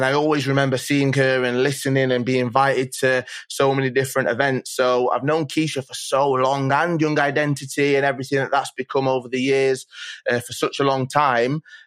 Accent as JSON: {"language": "English", "town": "Manchester", "region": "North West England", "country": "United Kingdom", "tie": "born or raised there", "said": "I was born near Contact, actually, St. Mary's, okay, on Oxford Road. So that's where I was born. But I grew up mainly in Fallowfield, definitely South Manchester."}